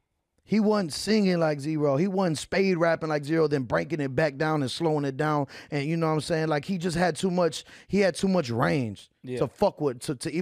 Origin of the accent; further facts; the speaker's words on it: Texas, United States; I'm from Texas